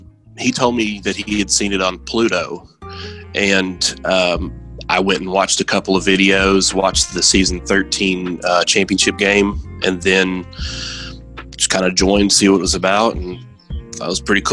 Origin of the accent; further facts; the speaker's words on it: Chattanooga, Tennessee, United States; now in McMinnville, United States; I'm 41. I'm originally from Chattanooga, Tennessee, and right now I reside in McMinnville, Tennessee.